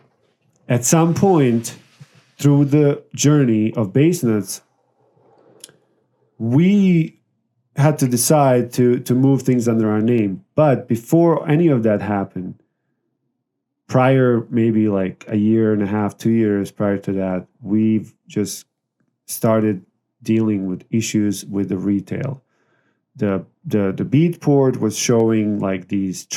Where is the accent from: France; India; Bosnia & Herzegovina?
Bosnia & Herzegovina; now in Las Vegas, United States; So I'm from Bosnia, ex-Yugoslavia.